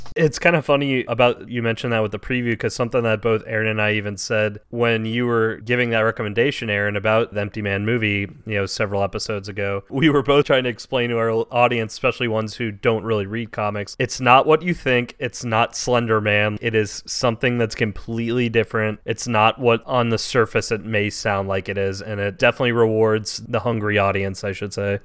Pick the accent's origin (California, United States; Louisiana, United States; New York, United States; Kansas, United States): Louisiana, United States; New Orleans; someone who was born and raised in New Orleans